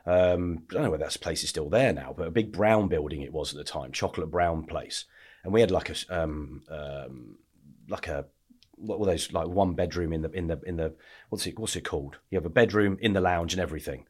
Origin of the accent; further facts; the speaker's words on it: Lichfield, West Midlands, United Kingdom; also born or lived in Essex; Where I grew up. I grew up in the Midlands.